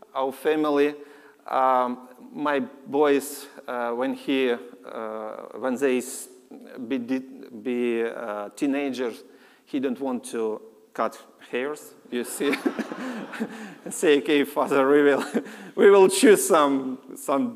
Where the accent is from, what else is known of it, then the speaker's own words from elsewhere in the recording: Lviv, Lviv Oblast, Ukraine; English is a second language; I'm from Lviv, like West Ukraine